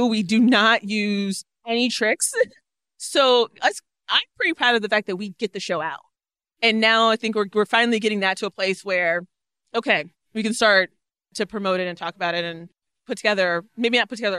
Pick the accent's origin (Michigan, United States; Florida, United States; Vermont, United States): Florida, United States; Orlando; moved away; Orlando's my hometown.